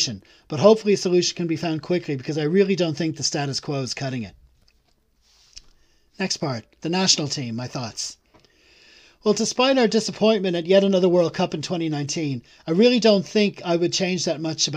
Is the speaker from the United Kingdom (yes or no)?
no; Ireland; As an Irish fan